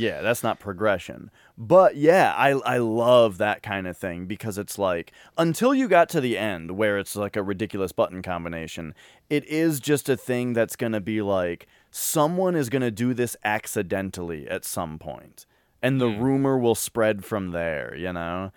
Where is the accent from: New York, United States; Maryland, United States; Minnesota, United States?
Minnesota, United States; I'm from Minnesota